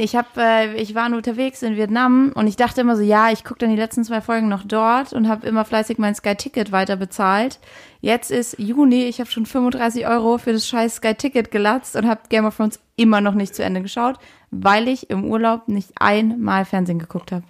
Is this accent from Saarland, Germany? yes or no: yes; Saarland, Germany; moved away as an adult; meiner Heimat im Saarland